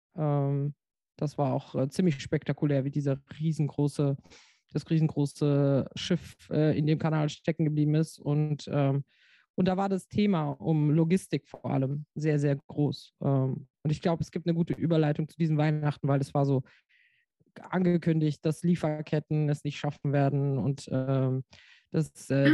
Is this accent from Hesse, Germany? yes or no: yes; Frankfurt, Hesse, Germany; now in Rheinhessen, Germany; ich bin Frankfurterin, deswegen sage ich immer, dass ich aus Frankfurt noch immer noch aus Frankfurt komme.